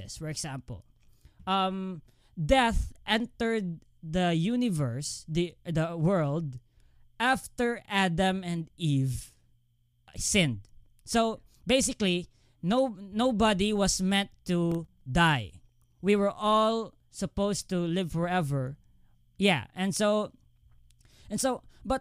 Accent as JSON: {"language": "English", "country": "Philippines", "said": "I come from the Philippines, and the major religion here is Christianity"}